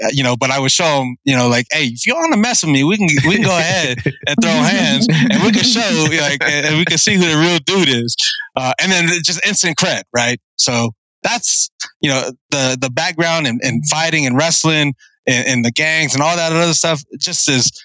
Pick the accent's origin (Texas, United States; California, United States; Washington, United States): California, United States; San Diego; also born or lived in Guam; I was born in Guam, considered a Chamorro, but then I left to San Diego, and I don't remember much about Guam except that I was born there. But I did most of my time in National City, Paradise Hills, Southeast San Diego